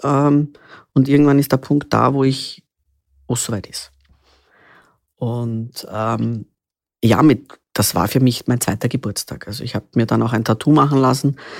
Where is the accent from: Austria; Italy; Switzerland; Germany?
Austria; Vienna; Ich bin in Wien geboren, 1975 schon